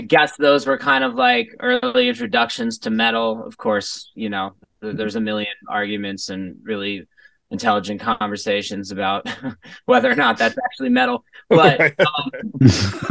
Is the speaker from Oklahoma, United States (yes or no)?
no; New York, United States; also born or lived in Los Angeles; I grew up in New York my whole life. I'm an East Coaster, like from the heart, thoroughly.